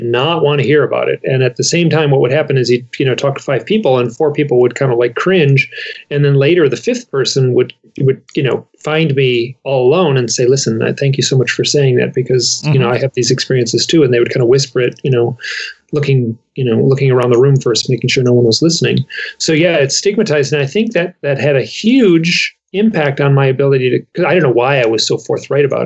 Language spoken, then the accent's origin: English; Michigan, United States; We're both from Michigan